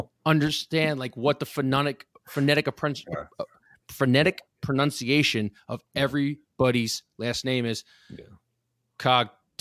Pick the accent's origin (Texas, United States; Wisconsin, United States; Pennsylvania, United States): Pennsylvania, United States; Philadelphia; Growing up in Philadelphia, you're not necessarily used to that.